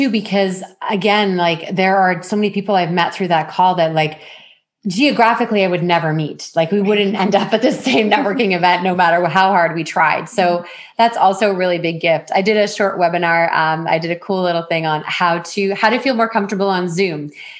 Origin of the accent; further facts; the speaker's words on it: Ontario, Canada; But I mean, I came from Ontario where I would network at least once a week.